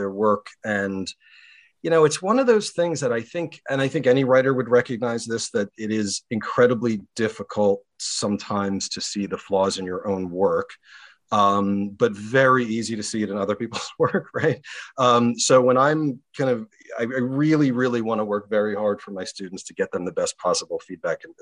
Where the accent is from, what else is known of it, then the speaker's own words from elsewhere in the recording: Baltimore, Maryland, United States; My hometown newspaper, the Baltimore Sun